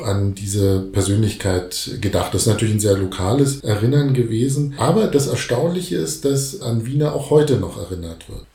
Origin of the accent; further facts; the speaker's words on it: Germany; bei uns in Deutschland